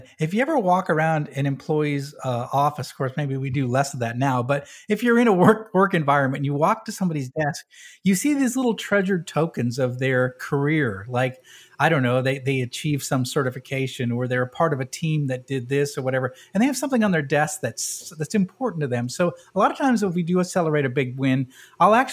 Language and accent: English; New England, United States; moved away; I'm from New England